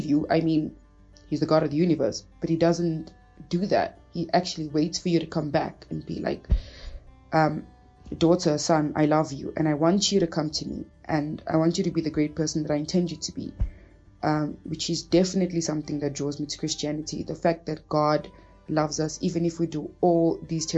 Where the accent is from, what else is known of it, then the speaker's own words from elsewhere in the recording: Cape Town, Western Cape, South Africa; also born or lived in Angola; I'm originally from Angola, but was like raised in Cape Town